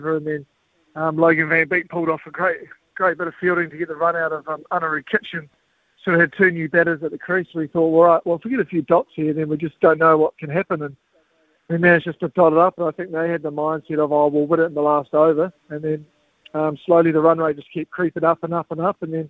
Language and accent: English; South Island, New Zealand; growing up in the South Island